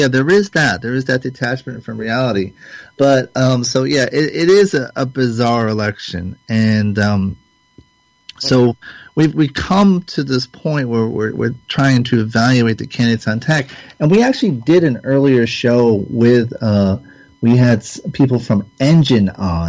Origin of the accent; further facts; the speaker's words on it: Canada; as a Canadian, as an outsider, Americans are puzzled by this election